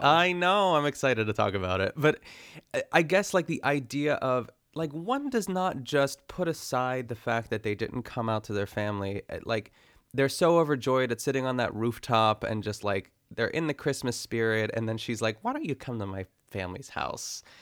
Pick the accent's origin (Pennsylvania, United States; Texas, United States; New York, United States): Pennsylvania, United States; North Huntington; I grew up in North Huntington